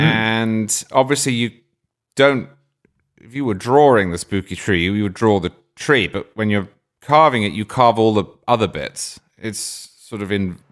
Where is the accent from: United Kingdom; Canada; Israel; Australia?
United Kingdom; England; now in United States; growing up in England, where it's not like that at all.